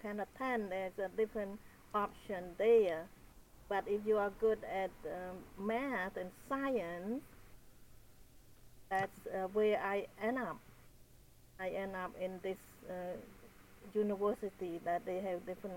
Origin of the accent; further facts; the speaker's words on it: Cambodia; English is a second language; moved away as an adult; now in United States; I was born in Cambodia and grew up in the farm area.